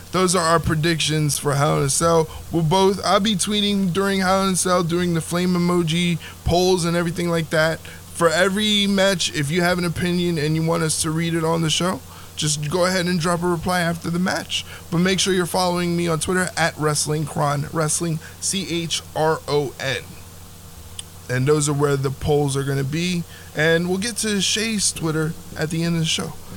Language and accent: English; New Jersey, United States; I was raised in South Jersey. I currently reside in South Jersey